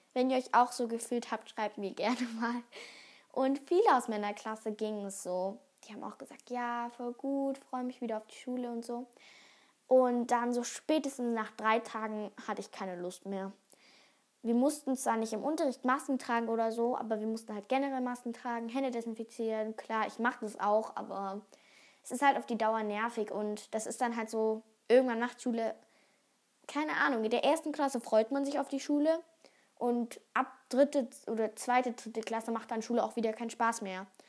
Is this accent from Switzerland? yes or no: no; Germany; bei uns in Deutschland